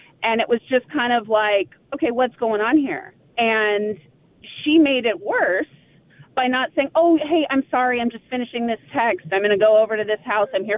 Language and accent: English; California, United States; now in Plymouth, United States; I'm from California